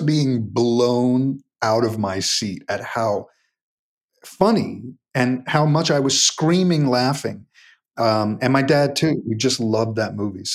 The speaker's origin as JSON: {"language": "English", "town": "New York City", "region": "New York", "country": "United States", "tie": "born or raised there", "said": "I grew up in Forest Hills, Queens."}